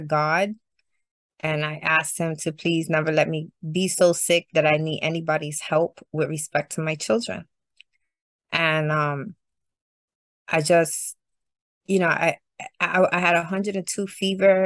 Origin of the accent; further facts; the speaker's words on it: New York City, New York, United States; also born or lived in Bushwick / Canarsie / Clinton Hill / Sunset Park; I'm from Brooklyn, Puerto Rican, my whole life